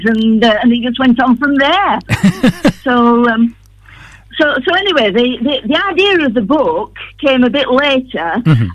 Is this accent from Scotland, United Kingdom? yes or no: no; Todmorden, Yorkshire and the Humber, United Kingdom; accent: Lancastrian; also born or lived in Rawtenstall; now in Bacup, United Kingdom; I'm originally a Tomerden girl, but then I came over to the Valley and lived in Rottenstall for a while. But now I've been living in Baycrop for the last 2.5 years.